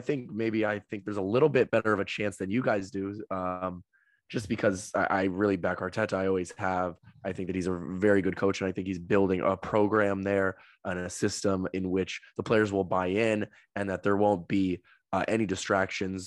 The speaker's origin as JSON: {"language": "English", "country": "United States", "said": "As an American"}